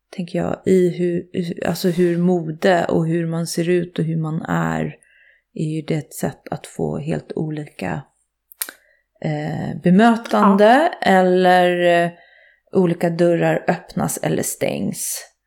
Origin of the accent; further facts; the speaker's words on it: Nacka, Stockholm County, Sweden; moved away; jag är född och uppvuxen i Fisksätra som är ju ett slags miljonprogramsområde mm. i Stockholm